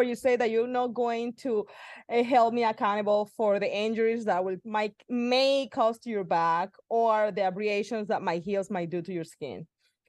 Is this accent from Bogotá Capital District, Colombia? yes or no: no; Cartagena, Bolívar, Colombia; I was born in Cartagena, Colombia